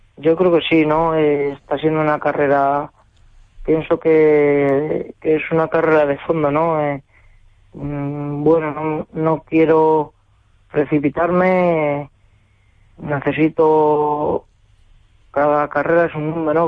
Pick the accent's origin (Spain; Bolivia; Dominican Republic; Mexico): Spain; Cuenca, Castilla-La Mancha; la Plaza de Tero de Cuenca, ¿no? De mi tierra, en mi ciudad